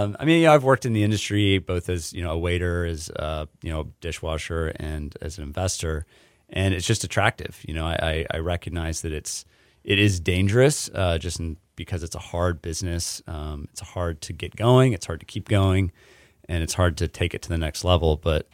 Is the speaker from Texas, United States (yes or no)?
yes; Dallas, Texas, United States; now in Houston, United States; I grew up in the Dallas area, but my mom is from Houston.